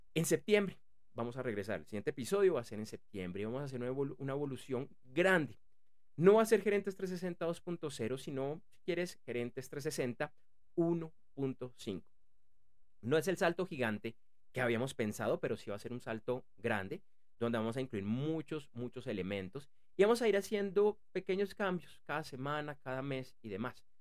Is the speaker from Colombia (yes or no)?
yes; Bogotá, Bogotá Capital District, Colombia; yo soy de Bogotá, y para quienes no conocen eh, eh, eh, esta ciudad, la capital de Colombia